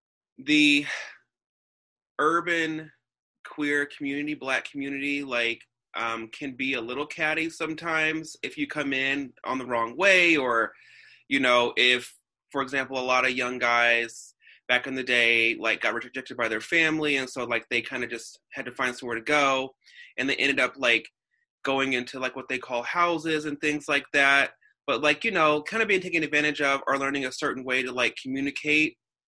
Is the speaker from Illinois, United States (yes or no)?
yes; Alton, Illinois, United States; also born or lived in Florissant; So I grew up on the Illinois border in Alton, and I also grew up around the Florissant area.